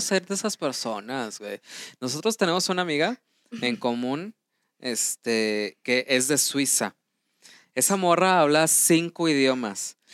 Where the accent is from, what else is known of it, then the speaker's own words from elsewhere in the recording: Mexico; nosotros como mexicanos tomamos, tenemos una segunda lengua que es el inglés